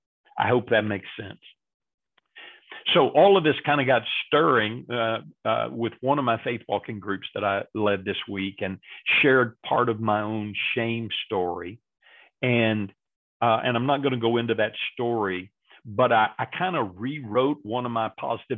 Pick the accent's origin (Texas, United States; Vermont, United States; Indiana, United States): Texas, United States; I grew up in Texas and we're supposed to be nice all the time here in Texas